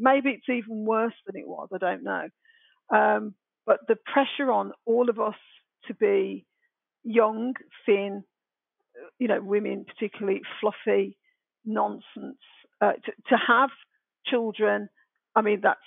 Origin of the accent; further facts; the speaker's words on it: Birmingham, West Midlands, United Kingdom; accent: Brummie; moved away; I had my broadest Brummie accent on